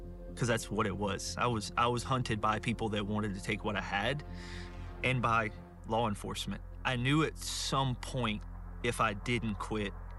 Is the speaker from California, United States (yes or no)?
no; South Louisiana, United States; I grew up in South Louisiana, a small town right outside of New Orleans